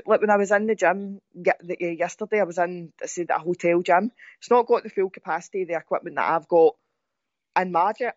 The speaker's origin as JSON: {"language": "English", "area": "Ayrshire", "region": "Scotland", "country": "United Kingdom", "accent": "Ayrshire", "said": "my pure Ayrshire accent"}